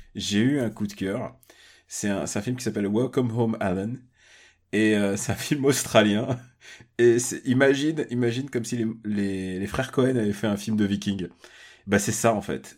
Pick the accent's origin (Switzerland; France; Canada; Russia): Russia; je suis russe